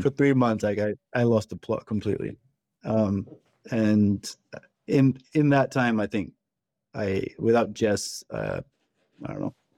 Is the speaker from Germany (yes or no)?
no; Pakistan; one of my best friends who I grew up with in Pakistan